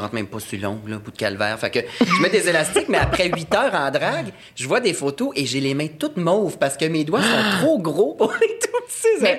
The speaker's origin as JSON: {"language": "French", "town": "Saint-Jean-sur-Richelieu", "region": "Quebec", "country": "Canada", "said": "Je viens de Saint-Jean"}